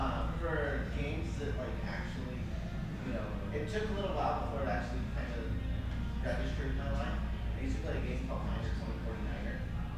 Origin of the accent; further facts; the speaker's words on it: Montana, United States; now in California, United States; I grew up in Montana